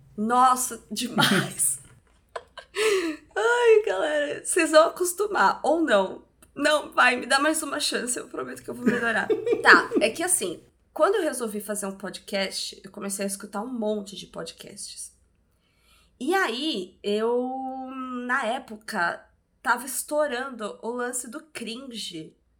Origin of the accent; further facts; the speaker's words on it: Santos, São Paulo, Brazil; eu tô em Santos. Nós somos de Santos e eu não me imaginava voltando a morar em Santos